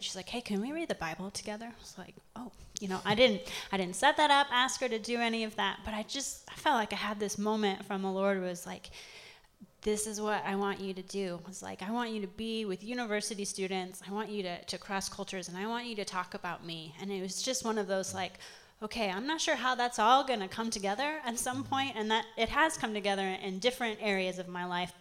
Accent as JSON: {"language": "English", "town": "Ames", "region": "Iowa", "country": "United States", "tie": "born or raised there", "moved": "yes", "said": "I grew up in Ames"}